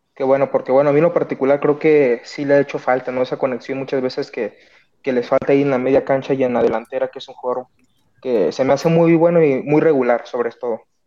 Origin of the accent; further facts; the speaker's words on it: Guadalajara, Jalisco, Mexico; de Guadalajara